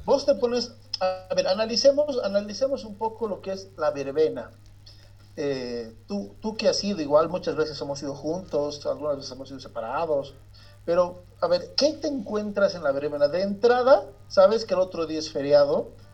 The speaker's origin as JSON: {"language": "Spanish", "country": "Bolivia", "lives_now": "La Paz, Bolivia", "said": "nosotros estamos en La Paz, somos bolivianos"}